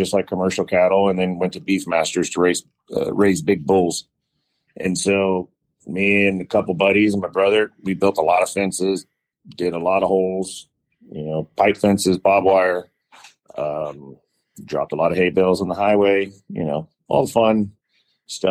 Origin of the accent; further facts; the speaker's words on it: Dallas, Texas, United States; also born or lived in Houston, Texas / New Orleans, Louisiana; I was born in Houston, Texas. And then moved to Dallas in second grade